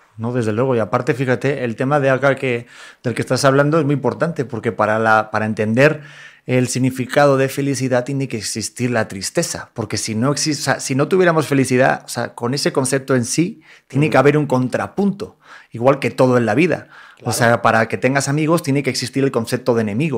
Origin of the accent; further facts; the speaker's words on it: Mexico; somos mexicanos